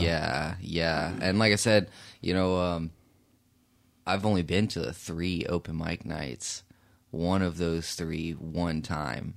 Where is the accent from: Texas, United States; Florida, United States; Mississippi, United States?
Texas, United States; Fort Worth; moved away as an adult; also born or lived in Brunswick, Georgia; now in Oklahoma City, United States; I'm from Fort Worth, Texas. Uh, I grew up there. Born in Brunswick, Georgia, though, so, uh, mom moved us out when I was a little boy